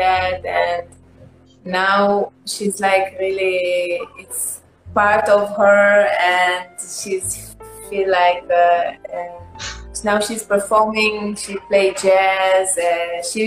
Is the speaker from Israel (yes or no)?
yes; Israel; English is a second language; I'm Jewish, like I grew up and I'm from Israel